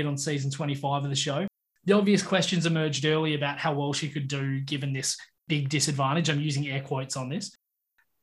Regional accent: Perth, Western Australia, Australia; as a kid living and growing up in Perth

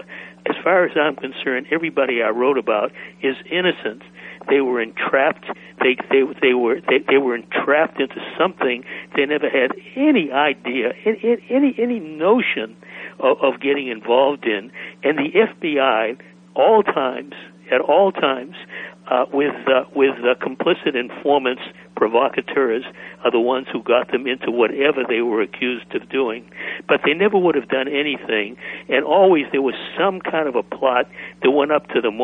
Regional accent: Boston, Massachusetts, United States; moved away as an adult; I grew up in Boston. I was there through college, then I left.

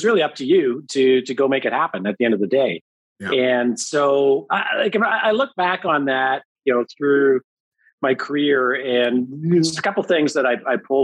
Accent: Thornhill, Ontario, Canada; I grew up in Thornhill and grew up in a Catholic family

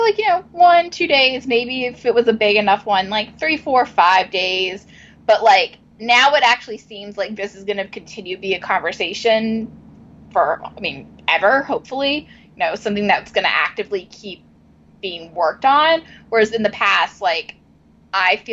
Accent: Virginia, United States; moved away; I grew up in the South in a mainly all white private school.

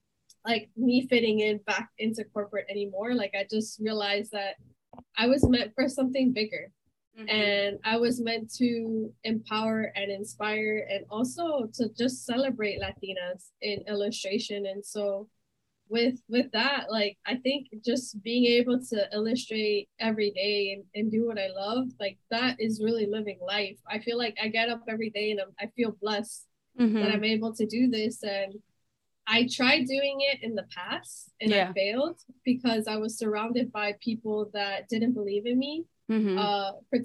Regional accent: Miami, Florida, United States; My family's originally from Colombia. I was born and raised in Miami.

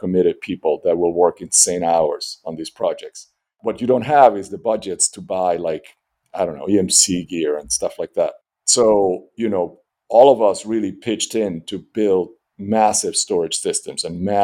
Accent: Caracas, Capital District, Venezuela; moved away; I grew up in Venezuela. I grew up in Caracas.

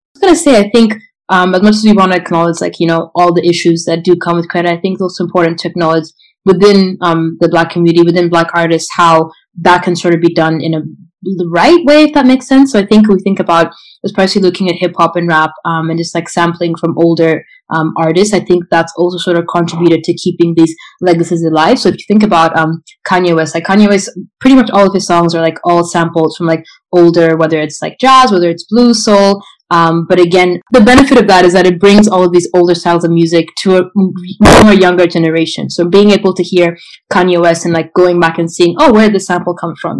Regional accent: Kenya; moved away; I'm from Kenya

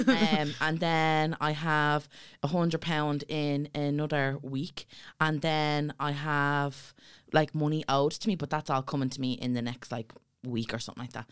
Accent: Dublin, Leinster, Ireland; we come from Ballyfermot and it's a town of poverty

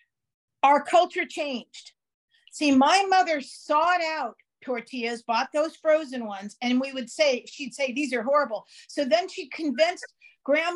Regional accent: San Francisco, California, United States; I'm from San Francisco

